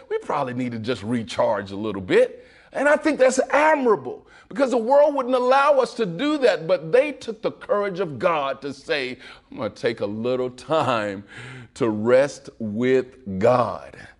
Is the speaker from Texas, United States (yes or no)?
yes; Waco, Texas, United States; I'm from Waco, Texas